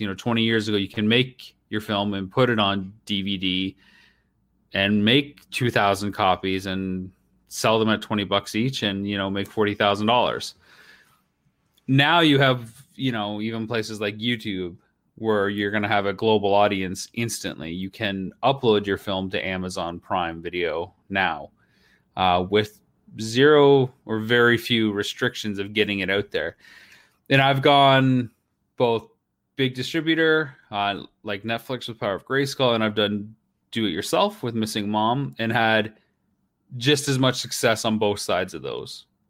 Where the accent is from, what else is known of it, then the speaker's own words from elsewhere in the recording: Canada; I'm a Canadian filmmaker